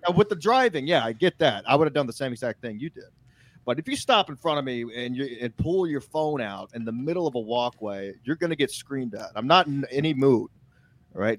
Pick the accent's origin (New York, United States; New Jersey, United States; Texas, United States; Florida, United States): Texas, United States; I'm from Texas